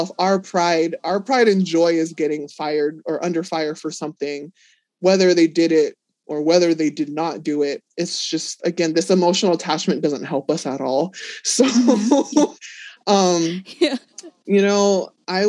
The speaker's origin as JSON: {"language": "English", "town": "Los Angeles", "region": "California", "country": "United States", "said": "I'm from Los Angeles"}